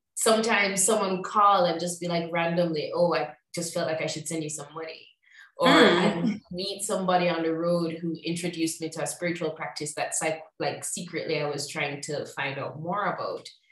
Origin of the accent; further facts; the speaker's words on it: Jamaica; moved away as an adult; also born or lived in Chicago / Mexico; I'm from Jamaica originally.